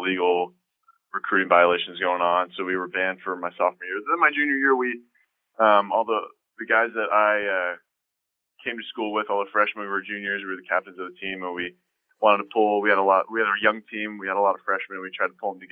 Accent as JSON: {"language": "English", "town": "San Diego", "region": "California", "country": "United States", "tie": "born or raised there", "moved": "as an adult", "said": "growing up in San Diego, I was a huge Padre fan"}